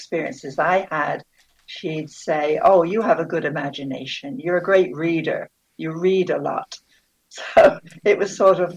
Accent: Bristol, South West England, United Kingdom; now in Southern Nevada, United States; I grew up in Bristol, England, and on the outskirts of the city

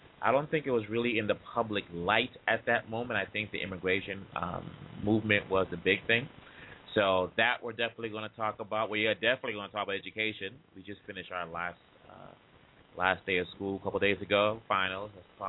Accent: Atlanta, Georgia, United States; I'm from Atlanta. A lot of things going on down in Atlanta.

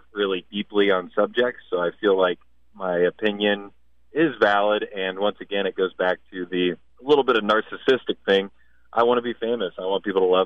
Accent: Midwest, United States; growing up in the Midwest and in my area

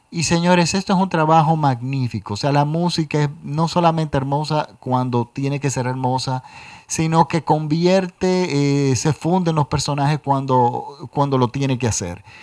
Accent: Dominican Republic; y por supuesto aquí en mi país, República Dominicana.

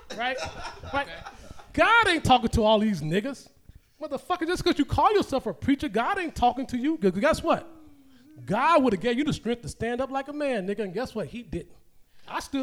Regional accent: Chicago, Illinois, United States; I'm from Cabrini Green.

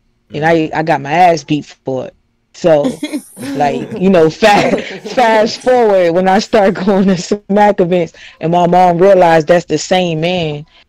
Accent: Miami, Florida, United States; Y'all know I'm from Miami

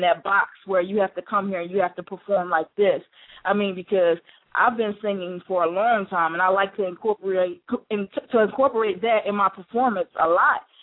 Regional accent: Chester, Pennsylvania, United States; I'm actually from originally from Chester, Pennsylvania

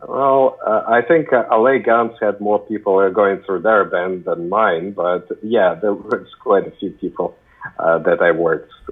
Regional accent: Ukraine; moved away; I come from the Soviet Union, actually Ukraine, not Russia

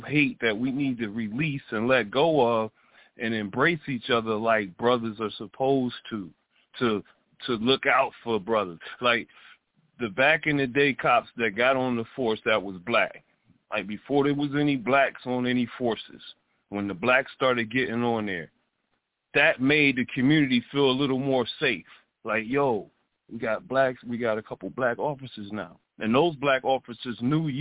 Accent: Detroit, Michigan, United States; I grew up in Detroit

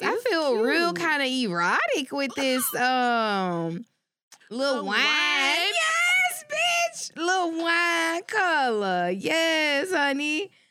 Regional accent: Shreveport, Louisiana, United States; moved away; It is actually my hometown. Okay. My school district, Caddo Parish.

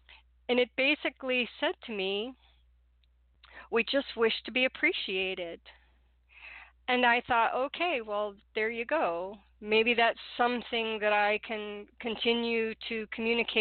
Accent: Detroit, Michigan, United States; growing up in Detroit in the 60s

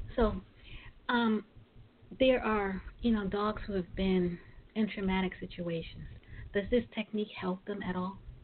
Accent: New York City, New York, United States; I'm originally from Brooklyn

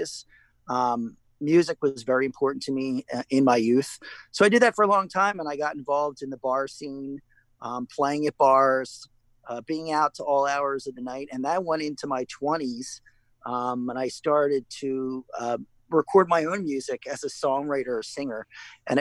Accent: Philadelphia, Pennsylvania, United States; I grew up in the Philadelphia area.

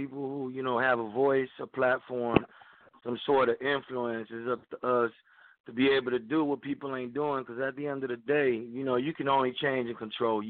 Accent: Humacao, Puerto Rico; now in Dallas, United States; I am from Humacao, man, right by the capital, right by San Juan.

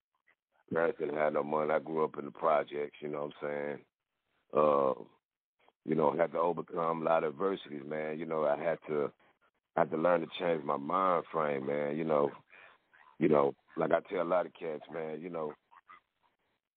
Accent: Fort Worth, Texas, United States; born and raised in Fort Worth, Texas

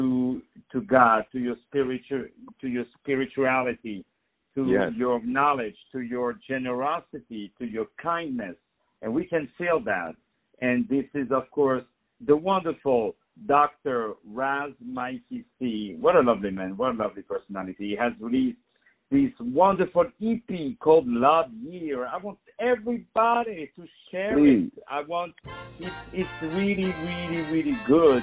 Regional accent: Paris, Île-de-France, France; English is a second language; From Paris, brother. From Paris.

